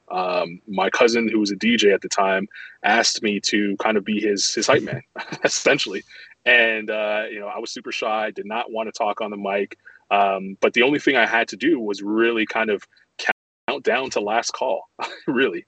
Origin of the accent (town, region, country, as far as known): Toronto, Ontario, Canada; born or raised there; moved away as an adult; also born or lived in Montreal, Quebec, Canada; now in Charlotte, United States